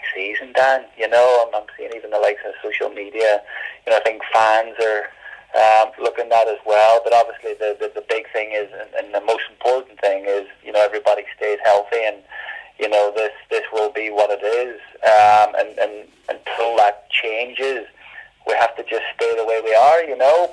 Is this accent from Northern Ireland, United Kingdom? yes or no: yes; Derry, Northern Ireland, United Kingdom; moved away; growing up in Northern Ireland, right sort of in the Craigan